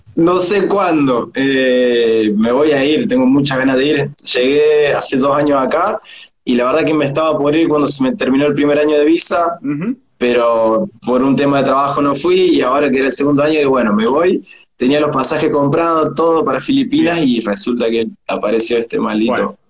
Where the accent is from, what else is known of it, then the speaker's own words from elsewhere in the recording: Córdoba, Argentina; moved away as an adult; now in Australia; vos sos de Argentina, y te empezaban a tirar de qué ciudad, y vos le decías de Córdoba